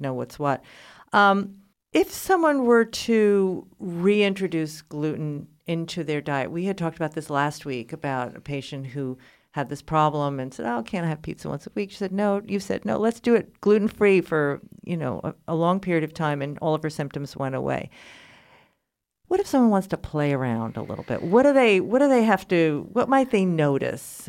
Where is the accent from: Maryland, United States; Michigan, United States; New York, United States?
New York, United States; New York City; moved away; I was just back in, in New York City, my hometown